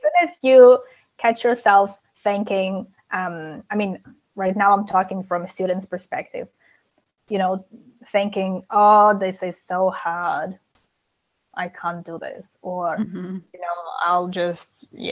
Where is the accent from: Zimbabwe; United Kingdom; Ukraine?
Ukraine; moved away; I'm originally from Ukraine